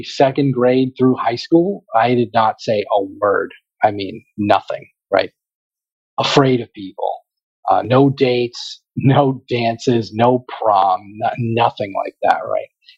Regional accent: Boston, Massachusetts, United States; we're from Boston

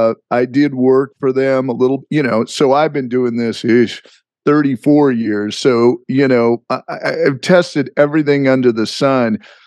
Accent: Palm Springs, California, United States; I think it was growing up in Palm Springs really warped my perspective on life

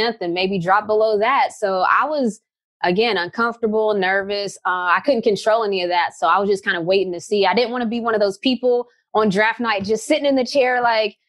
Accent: West Virginia, United States; moved away as an adult; also born or lived in Connecticut; I'm coming from West Virginia

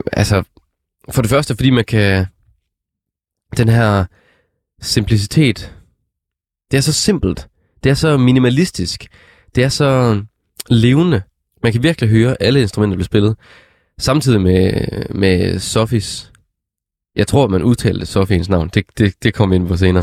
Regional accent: Struer, Central Denmark Region, Denmark; Struer, som, hvor jeg kommer fra

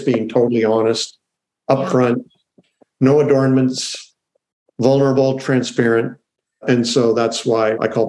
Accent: Canada; I'm Canadian, so I'm in Canada right now.

